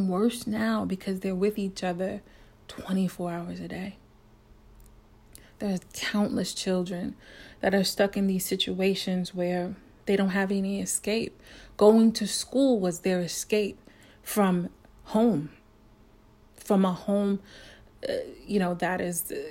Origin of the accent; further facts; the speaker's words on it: New York City, New York, United States; I'm a New Yorker